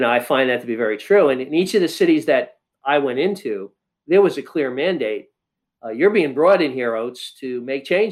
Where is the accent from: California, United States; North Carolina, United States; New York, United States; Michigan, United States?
New York, United States; New York City; moved away as an adult; also born or lived in Midwest; I'm a Northeastern liberal kind of guy. I grew up in New York City